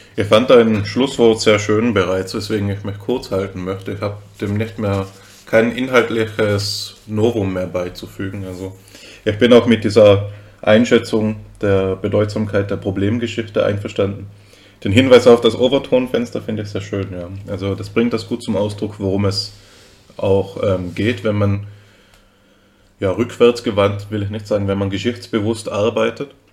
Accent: Austria; now in Germany; ich bin ja, bin ja Österreicher, muss, das muss man dazu sagen, falls man es nicht hört

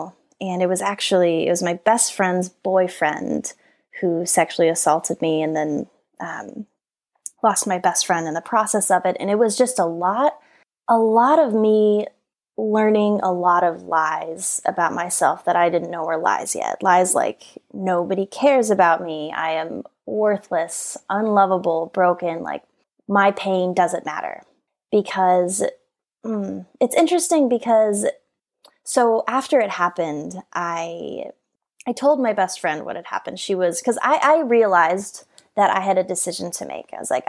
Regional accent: Colorado, United States; now in California, United States; which made me decide I wanted to move to California because I grew up in Colorado where there are no dolphins there.

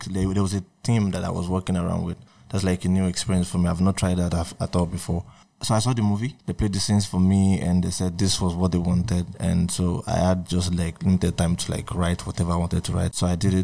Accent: Akure, Ondo, Nigeria; also born or lived in Ogun State, Nigeria; I grew up in Akure, understood, Nigeria

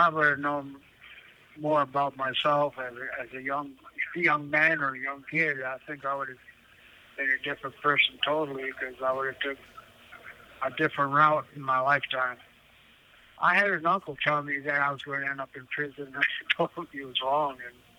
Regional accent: Wisconsin, United States; I'm from Wisconsin. My tribe's located near Green Bay, Wisconsin.

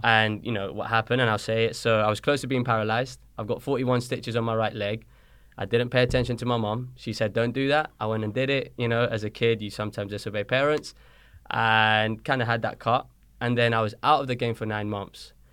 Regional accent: London, United Kingdom; accent: British; moved away as an adult; also born or lived in Colombia; now in Dayton, Tennessee, United States; I moved to London when I was six, seven years old

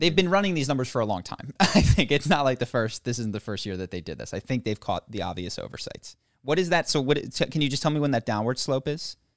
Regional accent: United States; as an American

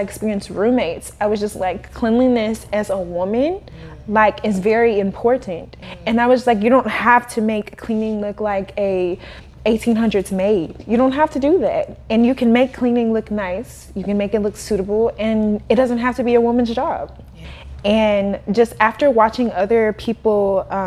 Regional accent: Kansas City, United States; moved away; I'm from Kansas City. So when I lived in Kansas City

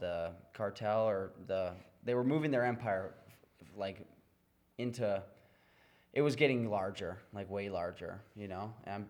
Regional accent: United States; as an American

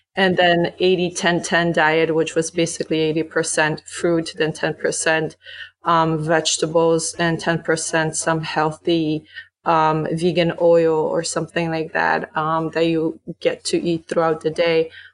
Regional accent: Poland; now in United States; growing up in Poland

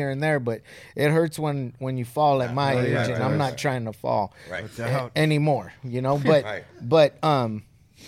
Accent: Southern California, United States; as kids growing up in Southern California

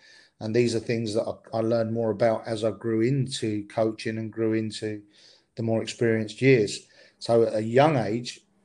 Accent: Stevenage, East of England, United Kingdom; I was in quite a successful school team where I grew up in Stevenage

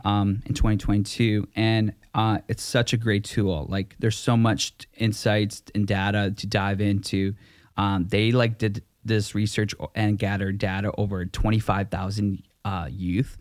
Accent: Vancouver, British Columbia, Canada; also born or lived in Langley; I'm from v, the Vancouver area.

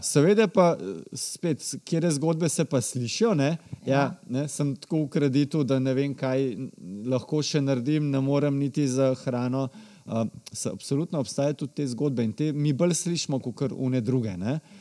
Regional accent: Slovenia; smo Slovenci

